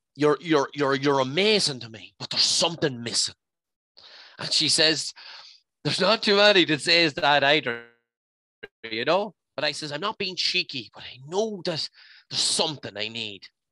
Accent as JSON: {"language": "English", "area": "County Leitrim", "region": "Connacht", "country": "Ireland", "said": "I'm from the Mad Mile in County Leitrim"}